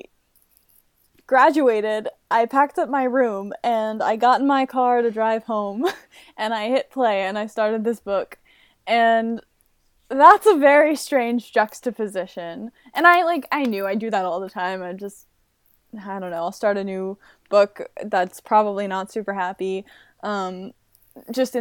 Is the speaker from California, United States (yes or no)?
no; Pennsylvania, United States; moved away as an adult; also born or lived in New York; I grew up in Pennsylvania